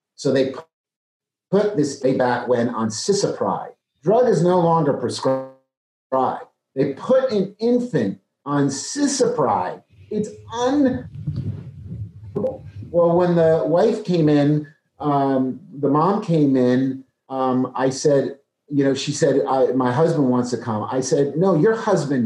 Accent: New Jersey, United States; also born or lived in Maryland; now in Dallas, United States; I'm from New Jersey

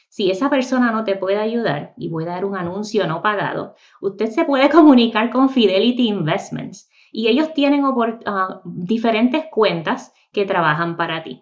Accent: Puerto Rico; moved away as an adult; also born or lived in Miami, Florida; now in North Carolina, United States; soy nacida y criada en Puerto Rico.

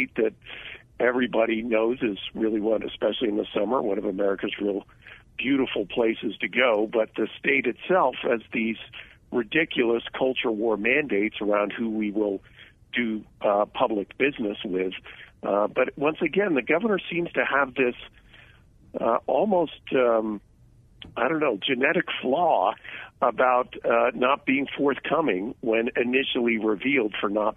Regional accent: California, United States; as a Californian

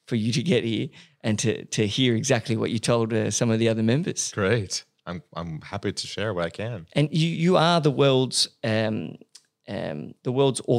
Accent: California, United States; moved away as an adult; now in Australia; I'm originally from the U.S., from California.

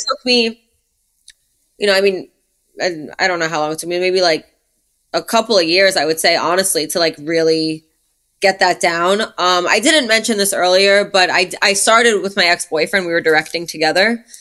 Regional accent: New York City, New York, United States; now in Los Angeles, United States; I grew up in Brooklyn

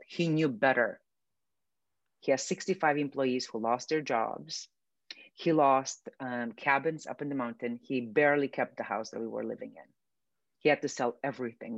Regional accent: Romania; moved away; I grew up in Romania, which is a communist country.

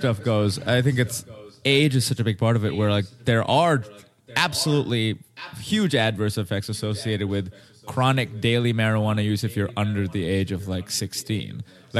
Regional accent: Mumbai, Maharashtra, India; moved away as an adult; now in Los Angeles, United States; So I grew up in Mumbai in India. Came out to LA for.

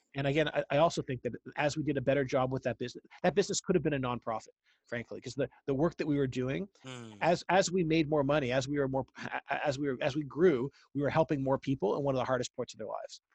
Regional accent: Ottawa, Ontario, Canada; moved away as an adult; now in United States; I grew up in Ottawa, Canada, the capital.

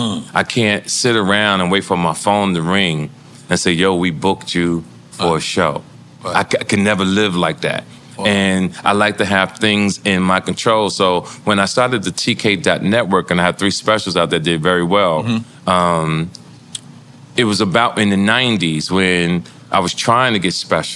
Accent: Jersey City, New Jersey, United States; also born or lived in New York; See, I think growing up in Jersey City, being up in Harlem, being in New York.

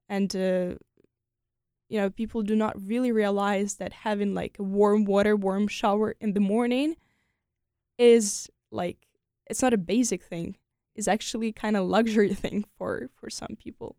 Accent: Ukraine; moved away as an adult; also born or lived in France; now in United States; I'm so proud to be Ukrainian

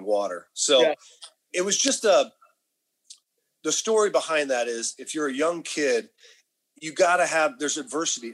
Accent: Sacramento, California, United States; we grew up in Sacramento, went to a high school, Rancho Cordova

